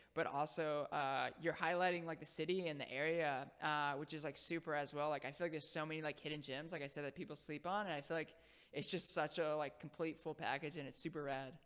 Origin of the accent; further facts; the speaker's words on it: Palm Bay, Florida, United States; moved away as an adult; also born or lived in Harlem, New York City / The Bronx, New York City; now in New York City, United States; I grew up in Florida